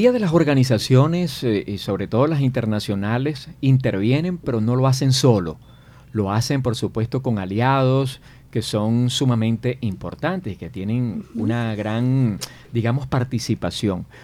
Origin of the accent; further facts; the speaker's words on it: Venezuela; moved away; siendo yo migrante venezolano